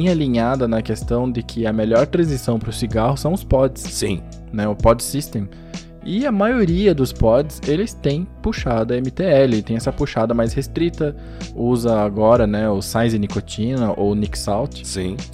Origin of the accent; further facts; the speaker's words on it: São Paulo, Brazil; now in Curitiba, Brazil; todo japonês ou veio de São Paulo ou veio de Londrina, então é meu caso também. De São Paulo, no caso.